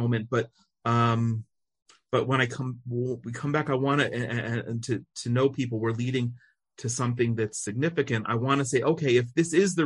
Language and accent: English; United States; now in Israel; we're both American